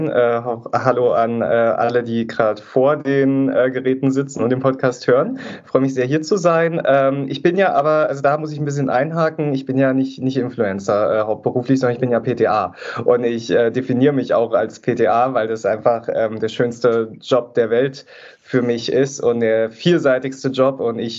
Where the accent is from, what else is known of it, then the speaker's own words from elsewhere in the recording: East Germany, Germany; Ich komme halt auch aus Ostdeutschland. Ähm, das hört man manchmal auch ein bisschen, vor allem heute, wo ich so ein bisschen verschnupft bin, kann man es vielleicht auch ein bisschen hören.